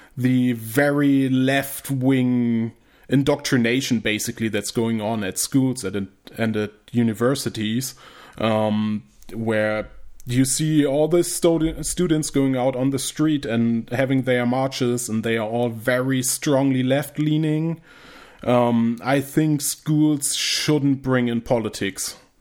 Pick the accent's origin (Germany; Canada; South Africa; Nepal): Germany; English is a second language